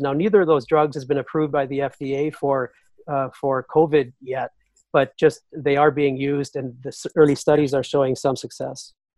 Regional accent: North Dakota, United States; my home state of North Dakota

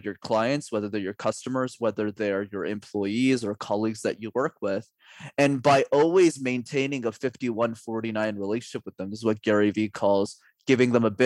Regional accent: Canada; I'm Canadian

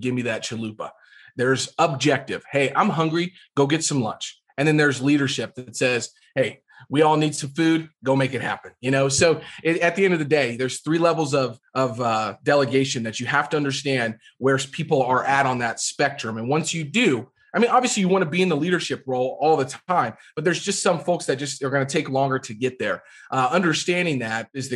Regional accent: Jefferson City, Missouri, United States; I grew up in Jefferson City, which is the capital of Missouri

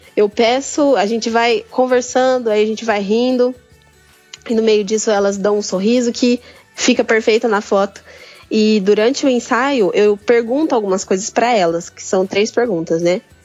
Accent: Brazil; sou aqui do Brasil, moro no interior de São Paulo

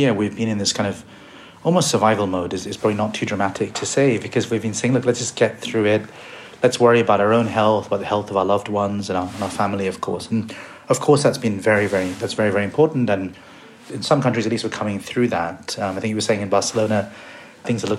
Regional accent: India; I was born in India

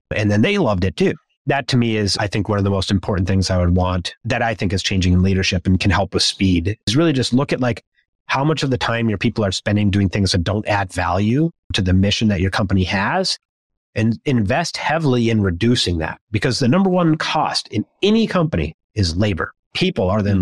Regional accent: Minnesota, United States; As a Midwesterner growing up in Minnesota

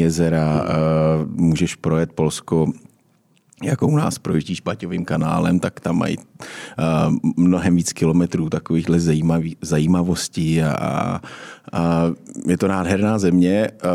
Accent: Czechia; my vlastně Češi

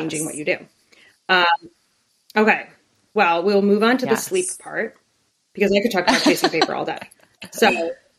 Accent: Chicago, Illinois, United States; I grew up in Chicago

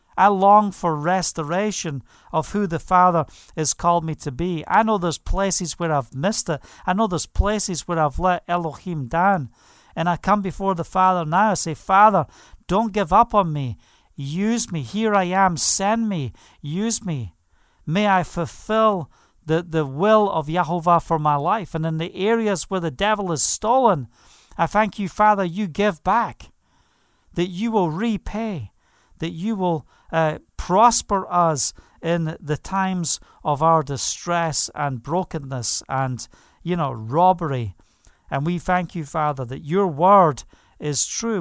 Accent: Scotland, United Kingdom; now in Israel; I'm from Scotland.

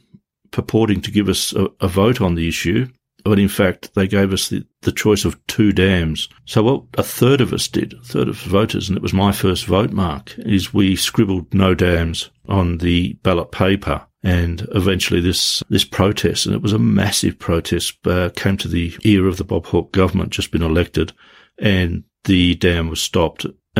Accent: Tasmania, Australia; I grew up in Tasmania, and around the 80s, we had the Hydroelectric Corporation, which was the energy company that ran Tasmania.

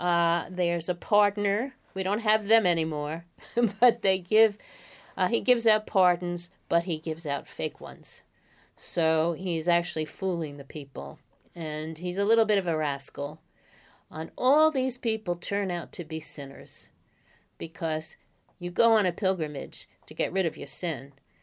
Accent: Bronx, New York, United States; I'm from the Bronx, New York.

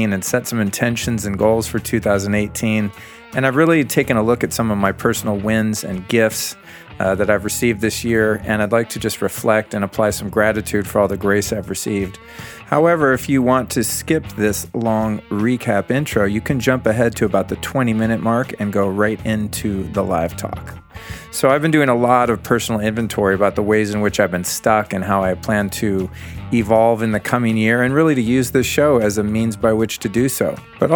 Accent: Aspen, Colorado, United States; also born or lived in Denver, Colorado; my hometown of Aspen, Colorado

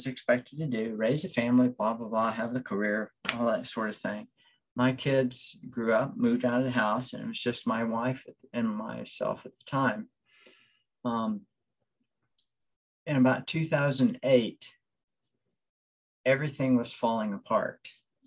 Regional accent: Cuba; now in United States; I was born in Cuba

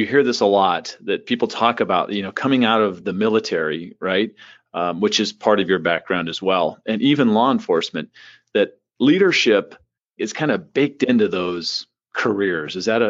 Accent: San Diego, California, United States; I grew up in San Diego

